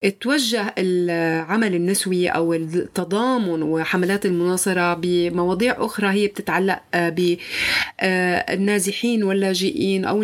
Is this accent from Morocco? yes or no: no; Syria; ولدت بسوريا من أم سورية وأب نيجيري ما رح أحكي كيف أبي وأمي تزوجوا بس شيء الأكيد إنهم كانوا بحبوا بعض كتير وكنت أنا ثمرة هذا الحب لكن ما في شي بيكمل عشت طول عمري بسوريا